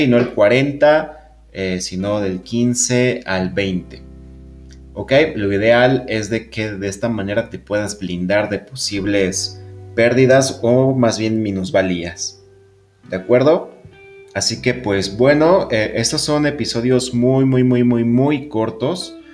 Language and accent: Spanish; Mexico City, Mexico; los que somos de la Ciudad de México